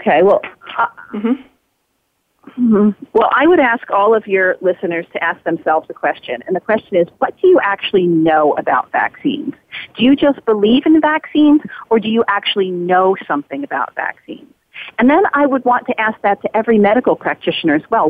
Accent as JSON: {"language": "English", "country": "United States", "tie": "born or raised there", "said": "as a person growing up in the United States"}